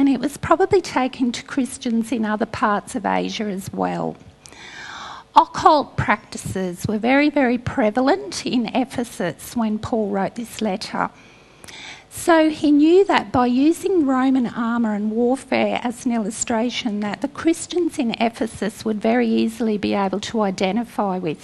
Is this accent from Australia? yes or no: yes; North Queensland, Australia; I grew up in North Queensland